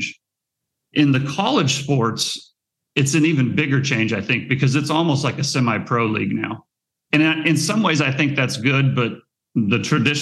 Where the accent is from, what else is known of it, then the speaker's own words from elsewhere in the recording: Nebraska, United States; I grew up in Nebraska